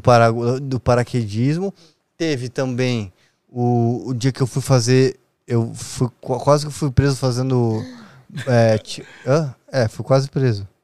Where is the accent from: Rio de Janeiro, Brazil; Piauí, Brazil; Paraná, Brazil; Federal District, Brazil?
Paraná, Brazil; Foz do Iguaçu; moved away as an adult; now in São Paulo, Brazil; eu fui criado em Foz do Iguaçu com a minha mãe e com a minha avó